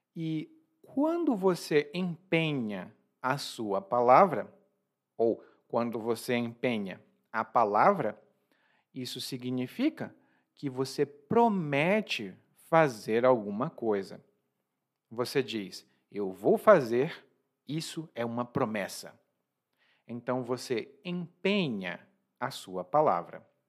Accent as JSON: {"language": "Portuguese", "country": "Brazil", "said": "eu sou brasileiro"}